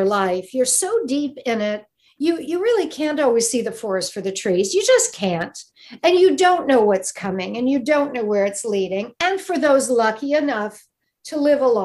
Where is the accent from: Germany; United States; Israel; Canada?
United States; Midwest; moved away; also born or lived in Michigan / Cleveland; I'm from the Midwest.